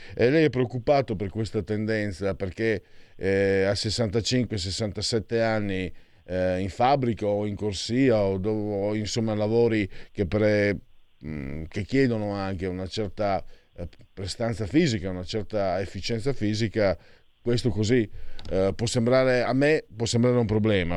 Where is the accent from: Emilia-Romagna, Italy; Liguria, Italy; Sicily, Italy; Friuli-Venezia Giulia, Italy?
Friuli-Venezia Giulia, Italy; io vengo dal Friuli